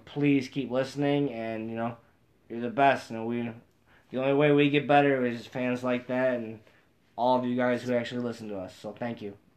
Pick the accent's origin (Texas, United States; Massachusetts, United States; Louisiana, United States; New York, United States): New York, United States; Central; we're from Central New York